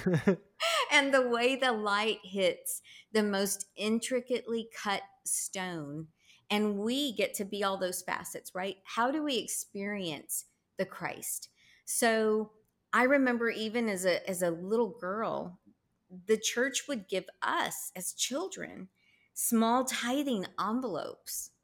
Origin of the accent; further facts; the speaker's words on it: Texas, United States; I'm such a Texan